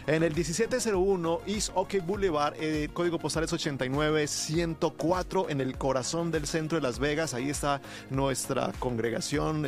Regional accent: Colombia; moved away; Yo me considero un colombiano muy mexicano

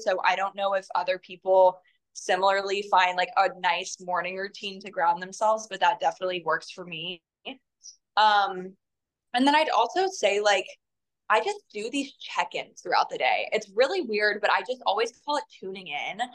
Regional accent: North Carolina, United States; I'm actually from North Carolina

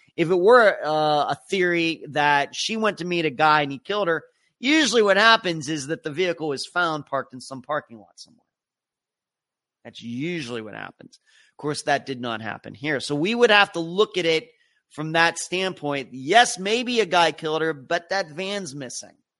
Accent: United States; as an American

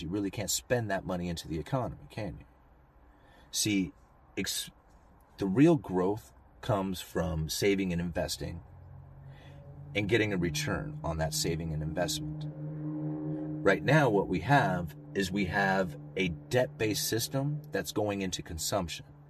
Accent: Astoria, United States; this is my hometown. I grew up here. This is where I have always lived

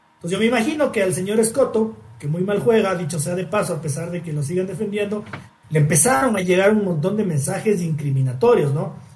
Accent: Ecuador; como ecuatoriano

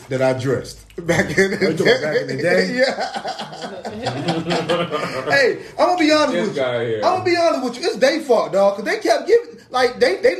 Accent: Miami, Florida, United States; I'm from Miami

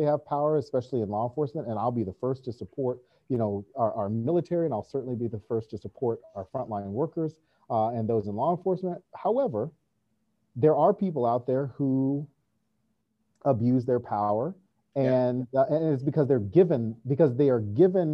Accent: North Carolina, United States; I'm from North Carolina

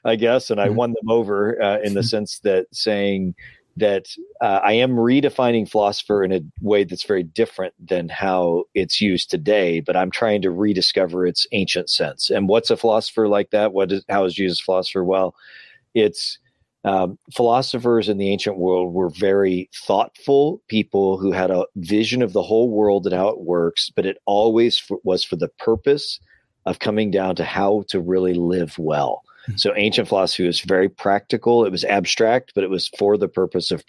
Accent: near St. Louis, central southern Illinois, United States; moved away as an adult; also born or lived in Scotland; now in Louisville, United States; I'm from Illinois, near St. Louis, and grew up there in central southern Illinois

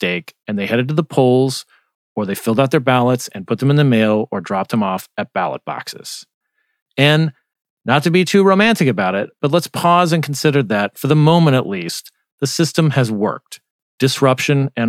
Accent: Arizona, United States; moved away; I'm from Arizona

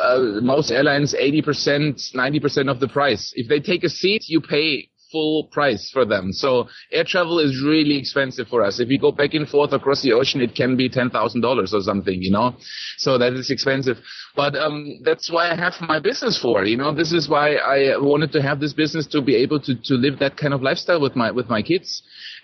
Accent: Germany; moved away as an adult; now in Costa Rica; I come from Germany originally

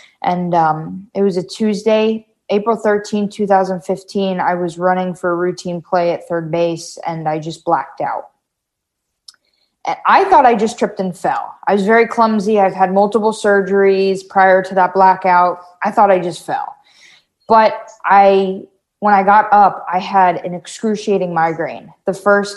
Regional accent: Wellington, Florida, United States; also born or lived in Davie, Florida; We moved here when I was like four in Wellington

